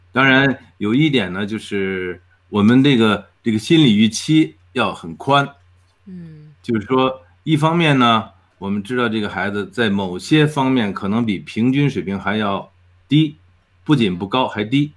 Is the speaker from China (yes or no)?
yes; China; now in Edmonton, Canada; 我们中国人